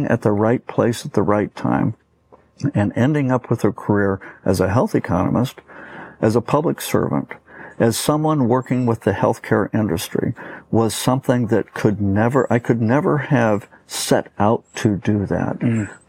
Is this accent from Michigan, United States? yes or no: no; Portland, Oregon, United States; also born or lived in Los Angeles, California; my father took a job in Portland, Oregon, teaching in college. And so we moved to Portland, Oregon